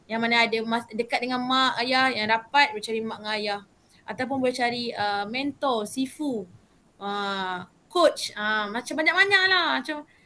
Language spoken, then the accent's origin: Malay; Malaysia; Saya sebagai rakyat Malaysia lah.